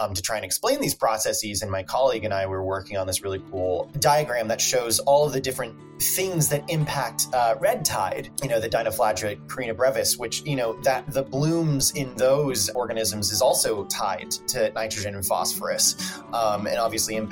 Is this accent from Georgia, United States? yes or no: yes; Atlanta, Georgia, United States; now in Chicago, United States; I'm from Atlanta, Georgia